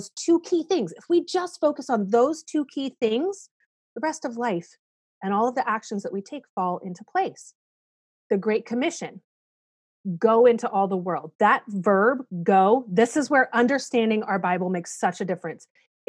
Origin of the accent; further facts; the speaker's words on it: South Korea; I'm a missionary kid. Yeah. I grew up in Korea.